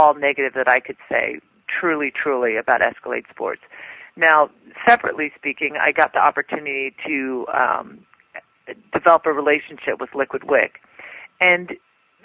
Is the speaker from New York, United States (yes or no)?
yes; New York, United States; I'm from New York